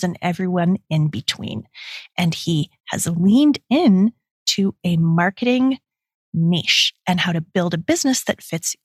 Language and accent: English; Canada; also born or lived in Calgary, Alberta; I'm Canadian